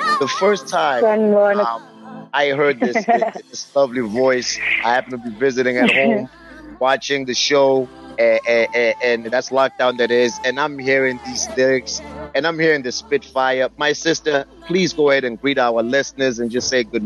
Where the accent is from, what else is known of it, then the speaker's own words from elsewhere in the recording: South Africa; when I was growing up in South Africa in the early 90s